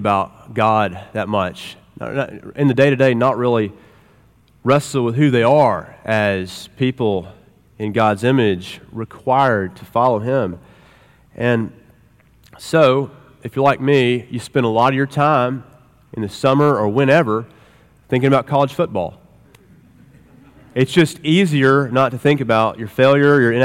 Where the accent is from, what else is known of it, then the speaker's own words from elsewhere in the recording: Oklahoma, United States; We're all Oklahomans.